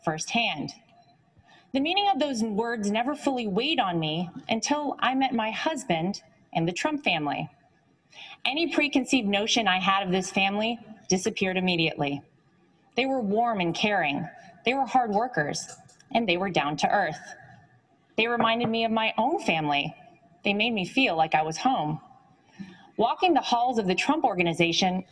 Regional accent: Wrightsville Beach, North Carolina, United States; I grew up in Wrightsville Beach, North Carolina

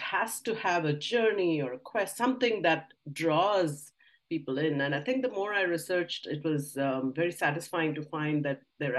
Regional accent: India; moved away; I grew up in India.

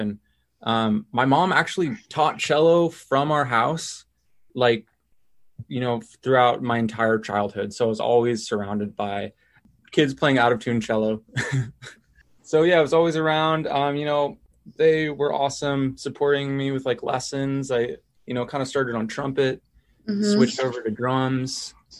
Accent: Seattle, Washington, United States; I'm from Seattle area and I do music stuff.

